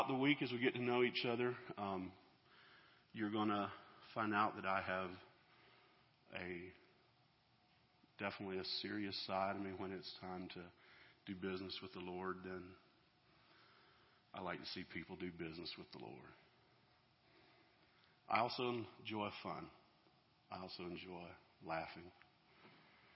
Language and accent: English; Georgia, United States; So we're from Georgia, down there where one of my Yankee friends says our homes are mobile and our cars aren't